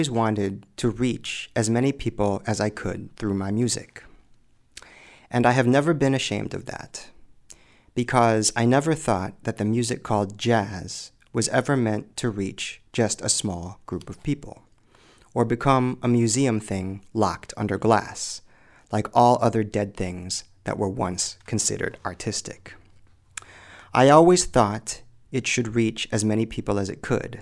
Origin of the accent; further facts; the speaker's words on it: Springfield, Illinois, United States; moved away as an adult; also born or lived in Chicago, Illinois / Japan; here in my hometown of Springfield, Illinois